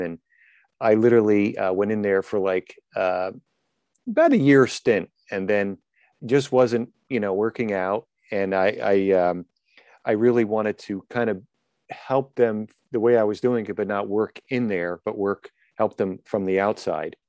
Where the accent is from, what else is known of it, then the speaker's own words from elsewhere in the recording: New Jersey, United States; I'm from New Jersey.